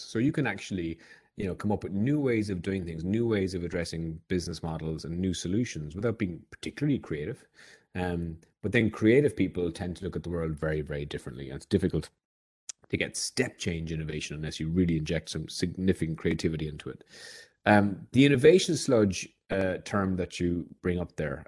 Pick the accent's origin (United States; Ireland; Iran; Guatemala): Ireland; as an Irishman